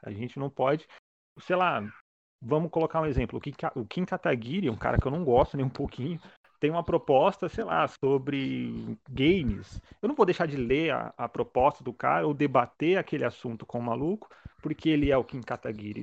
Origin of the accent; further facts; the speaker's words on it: Santo André, São Paulo, Brazil; eu sou daqui de Santo André